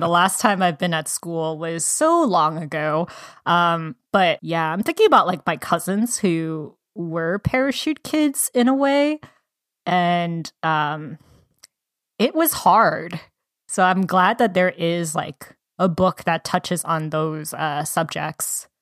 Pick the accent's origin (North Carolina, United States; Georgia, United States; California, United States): Georgia, United States; moved away; I'm originally from Georgia